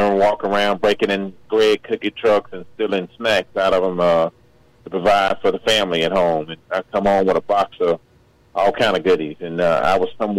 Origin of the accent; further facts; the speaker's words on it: Birmingham, Alabama, United States; Birmingham, Alabama.